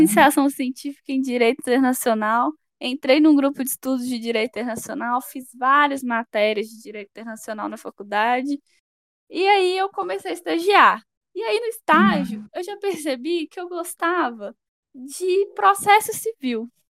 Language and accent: Portuguese; Sete Lagoas, Minas Gerais, Brazil; moved away as an adult; now in Belo Horizonte, Brazil; eu sou natural de Sete Lagoas, uma cidade próxima a BH